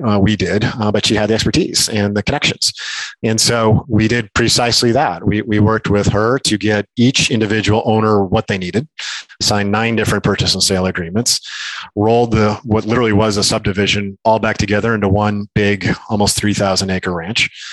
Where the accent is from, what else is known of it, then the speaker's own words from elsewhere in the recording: Minnesota, United States; also born or lived in Cody, Wyoming; I grew up in Minnesota, but my family bought a place in Cody, Wyoming, uh, when I was a middle school or something like that. So that became really my my home as I grew up